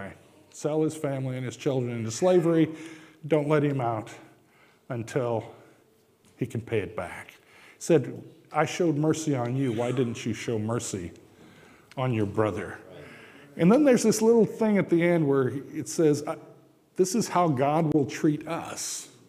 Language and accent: English; Japan; moved away; Growing up in Japan